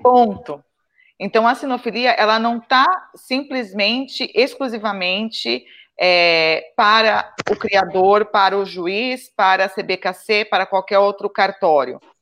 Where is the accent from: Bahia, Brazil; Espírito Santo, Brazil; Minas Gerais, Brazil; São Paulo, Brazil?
São Paulo, Brazil; interior of São Paulo state, Brazil; accent: caipira; eu sou paulista do interior, caipira mesmo